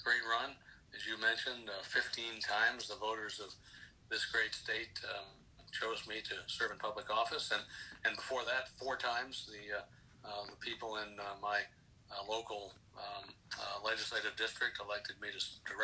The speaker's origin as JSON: {"language": "English", "town": "Middlebury", "region": "Vermont", "country": "United States", "tie": "born or raised there", "said": "I've served in local office actually for a number of decades in my hometown and the local school district"}